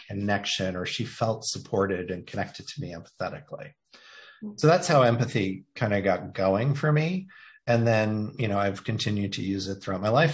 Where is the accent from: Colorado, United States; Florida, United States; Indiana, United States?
Indiana, United States; moved away; I identify that I grew up in Indiana. It's where I am from.